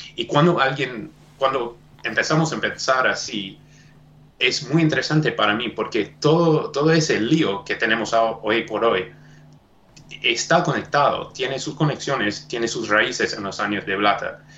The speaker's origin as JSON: {"language": "Spanish", "country": "South Africa", "tie": "born or raised there", "second_language": "Spanish", "said": "yo nací en Sudáfrica."}